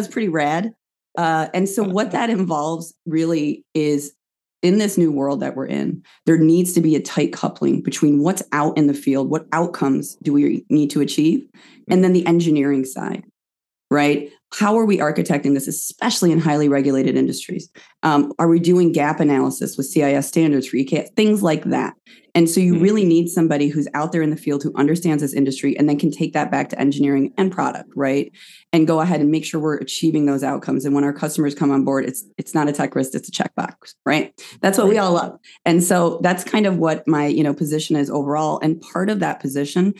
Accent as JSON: {"language": "English", "town": "Buffalo", "region": "New York", "country": "United States", "moved": "yes", "said": "I am from Western New York originally. Buffalo"}